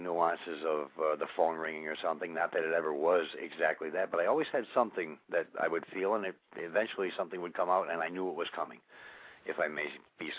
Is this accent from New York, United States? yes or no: yes; Olean, New York, United States; born or raised there